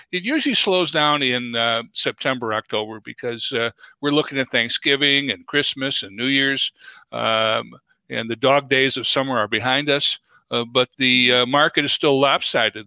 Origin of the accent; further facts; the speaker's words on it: Chicago, Illinois, United States; moved away as an adult; also born or lived in DeKalb, Illinois; now in Twin Cities, United States; born and raised in Chicago